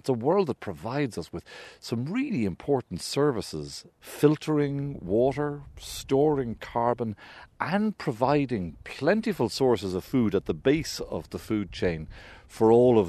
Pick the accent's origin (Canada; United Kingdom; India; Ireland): Ireland; Kildare, Leinster; I grew up in Kildare